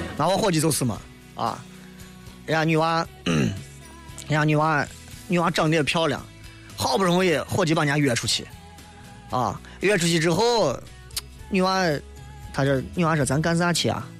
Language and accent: Chinese; China; 我们都是中国人